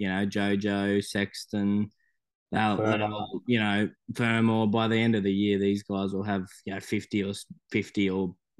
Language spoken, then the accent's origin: English; Australia; as an Australian you want the best players playing for you